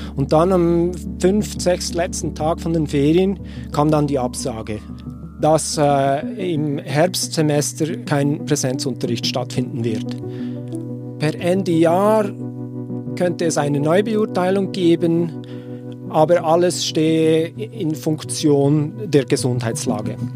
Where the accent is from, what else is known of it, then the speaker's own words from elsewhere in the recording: Switzerland; moved away as an adult; also born or lived in Washington, United States; ich als Schweizer mit den beiden Kindern in die Schweiz kommen würde